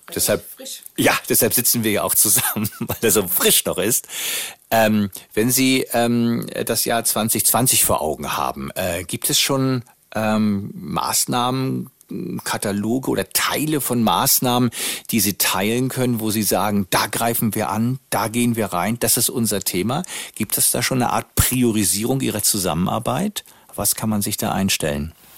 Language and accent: German; Northern Germany, Germany; sind wir als Norddeutscher immer nach äh, Österreich gefahren